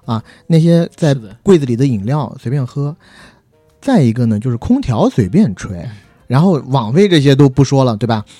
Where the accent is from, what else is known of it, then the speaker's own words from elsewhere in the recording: China; 虽然我们都是中国人